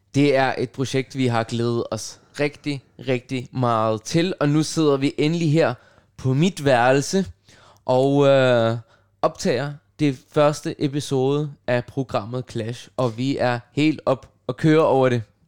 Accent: Copenhagen, Capital Region of Denmark, Denmark; first language Russian and Arabic; Danish is a second language; jeg er født og opvokset på Nørrebro i København

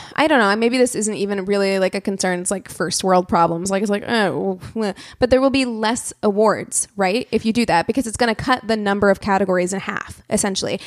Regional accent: Springfield, Missouri, United States; my hometown of Springfield, Missouri

